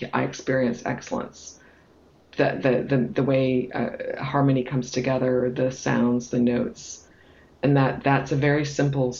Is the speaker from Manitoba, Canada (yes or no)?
no; Toronto, Ontario, Canada; moved away as an adult; also born or lived in United Kingdom / United States / France; So I'm from Toronto